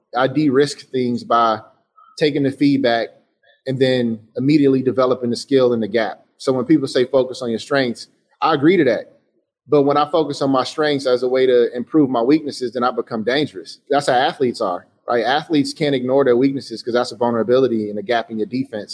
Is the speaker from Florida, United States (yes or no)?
no; Chicago, Illinois, United States; I say I'm from Chicago